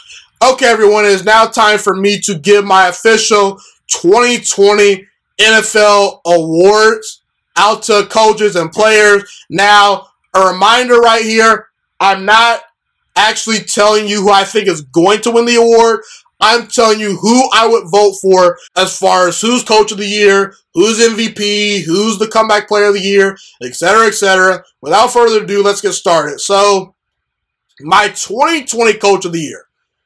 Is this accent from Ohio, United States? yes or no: yes; Dayton, Ohio, United States; I'm from Dayton, Ohio